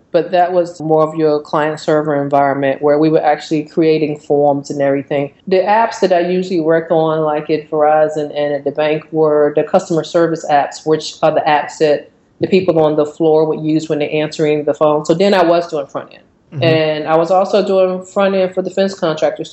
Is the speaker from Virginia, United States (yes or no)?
yes; Virginia, United States; moved away as an adult; now in Atlanta, United States; I was born and raised in Virginia, you know, had been there all my life. And I met someone from here and moved here